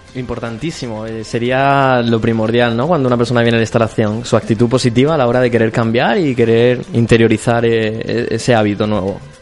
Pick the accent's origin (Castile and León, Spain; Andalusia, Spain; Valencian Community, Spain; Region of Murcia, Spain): Region of Murcia, Spain; Cartagena; moved away as an adult; now in Córdoba, Spain; yo soy de Cartagena.